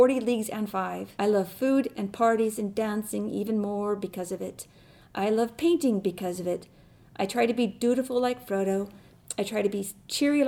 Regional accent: Rochester, Minnesota, United States; I am from Rochester, Minnesota

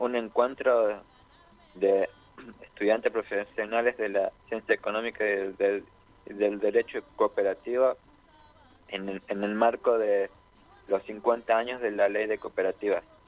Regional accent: Argentina

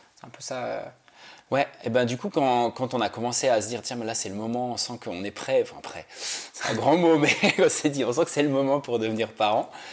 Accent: Switzerland; moved away; also born or lived in Paris; moi je viens de Suisse

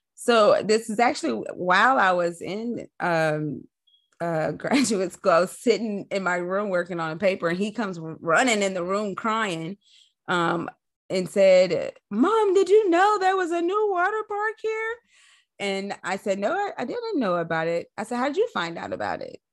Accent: Nashville, Tennessee, United States; I'm a Nashville native

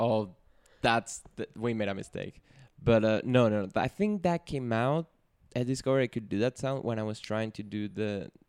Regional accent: Venezuela; first language Spanish; English is a second language; moved away; I'm more a Caribbean body. I'm from Venezuela, to be exact.

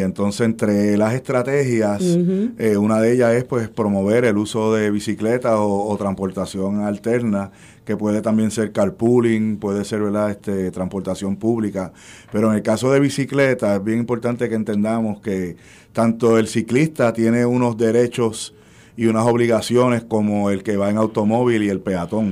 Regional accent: Levittown, Puerto Rico; first language Spanish; also born or lived in New York; yo nací en Nueva York y me trajeron a Puerto Rico de un año, yo me crié en Levittown y yo aprendí español antes que inglés.

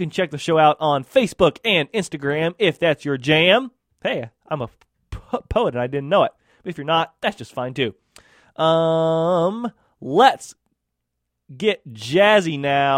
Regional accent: United States; I'm American

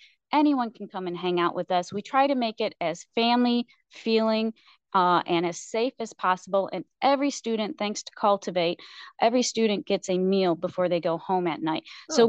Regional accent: New York, United States; I came from New York and I moved out here 18 years ago, and I'm so very blessed to find this community.

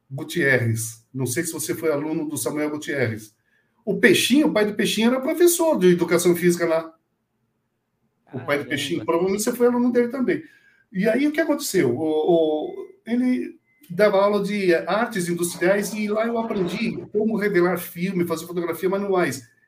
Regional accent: Monteiro Lobato, São Paulo, Brazil; De onde você é? Falei, ah, sou do Monteiro Lobato.

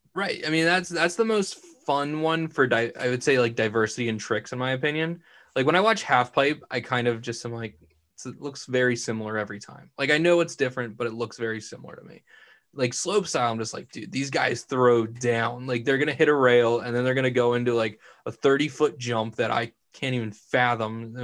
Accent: Vineland, New Jersey, United States; I'm born and bred in Vineland, New Jersey. Haven't moved my whole life.

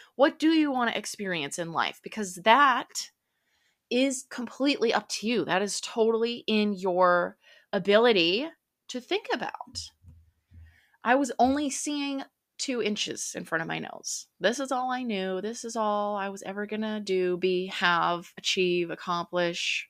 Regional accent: central Minnesota, United States; now in Dallas, United States; I'm from Dallas, Texas, grew up in central Minnesota

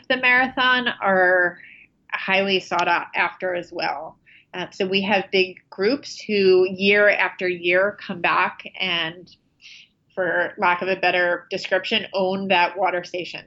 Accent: New Jersey shore, United States; now in New York City, United States; grew up in New Jersey along the shore, about 10 miles from where he grew up in Freehold, New Jersey

